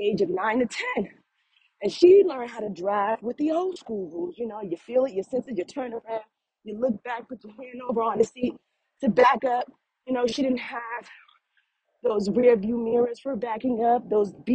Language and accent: English; East Orange, New Jersey, United States; now in South Carolina, United States; Formerly, I'm from East Orange, New Jersey.